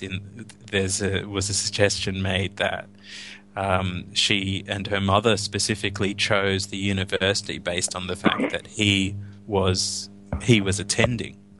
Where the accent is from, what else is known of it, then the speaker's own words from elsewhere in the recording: Australia; I'm speaking as an Australian